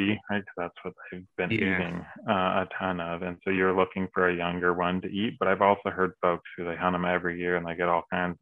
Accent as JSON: {"language": "English", "region": "California", "country": "United States", "tie": "born or raised there", "moved": "yes", "said": "I grew up down in California"}